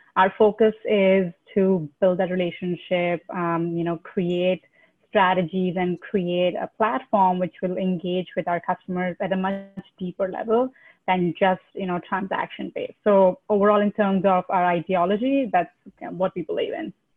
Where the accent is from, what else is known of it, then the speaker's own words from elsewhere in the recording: India; moved away as an adult; I'm originally from India